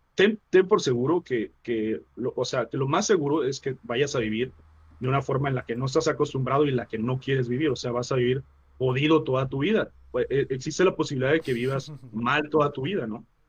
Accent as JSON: {"language": "Spanish", "region": "Chiapas", "country": "Mexico", "tie": "born or raised there", "also_born_or_lived": "Mexico City", "moved": "as an adult", "said": "terminando la preparatoria en, Chiapas"}